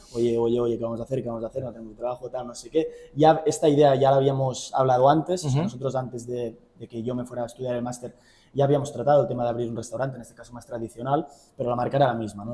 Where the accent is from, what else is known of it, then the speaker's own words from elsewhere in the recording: Girona, Catalonia, Spain; vengo de Girona, tengo 27 años